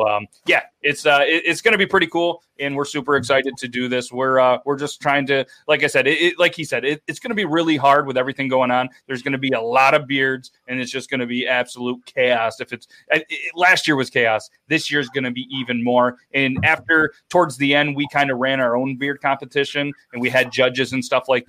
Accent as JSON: {"language": "English", "country": "United States", "said": "I'm American"}